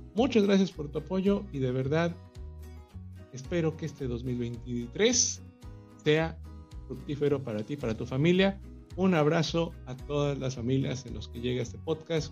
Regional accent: Mexico; el más popular deporte que existe en mi país

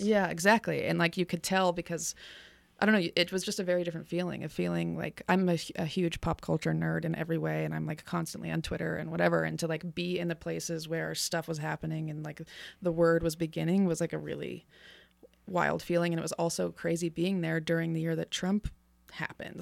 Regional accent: Reno, Nevada, United States; I'm from here. I'm a Reno native, born and raised

